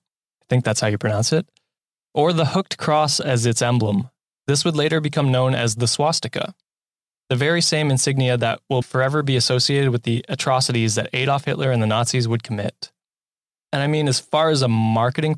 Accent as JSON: {"language": "English", "country": "Canada", "said": "As a Canadian"}